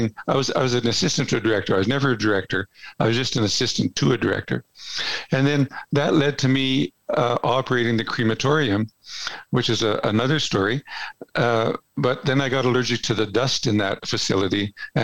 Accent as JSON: {"language": "English", "town": "Edmonton", "region": "Alberta", "country": "Canada", "tie": "born or raised there", "also_born_or_lived": "Strathcona County", "said": "I was born and raised in Edmonton. So I'm an Edmonton person, lived here all my life."}